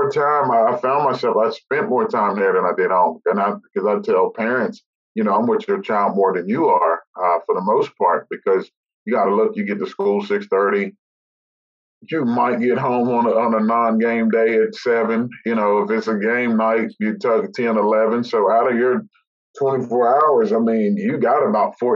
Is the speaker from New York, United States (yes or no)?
no; West Virginia, United States; moved away as an adult; now in Charlotte, United States; growing up in West Virginia